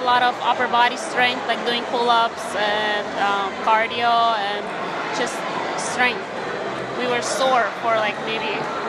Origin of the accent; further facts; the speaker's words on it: Ukraine; moved away; I'm from Ukraine originally, so I grew up learning classical ballet and Ukrainian folk dance.